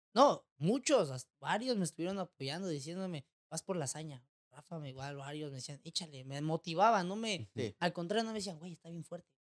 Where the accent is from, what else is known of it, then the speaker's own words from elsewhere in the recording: Mexico; moved away as an adult; now in Tijuana, Mexico; Crecí en un pueblo donde, pues, prácticamente todos nos conocíamos, la mayoría